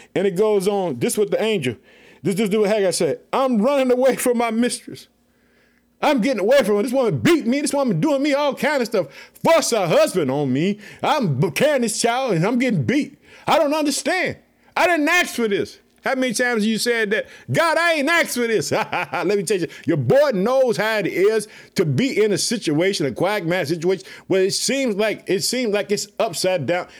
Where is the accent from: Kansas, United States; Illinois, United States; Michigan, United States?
Illinois, United States; Chicago; the state of Illinois, which is my home state, I live in the city of Chicago